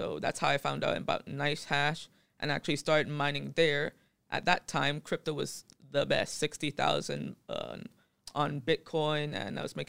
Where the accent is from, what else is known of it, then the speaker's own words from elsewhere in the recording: Phuket, Thailand; born there; Yeah, so I was born in Phuket, and I got into crypto last year.